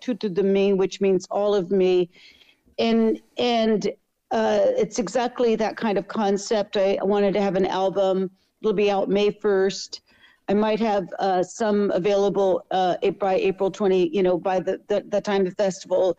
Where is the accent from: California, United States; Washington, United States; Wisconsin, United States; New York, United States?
California, United States; I grew up in America, in California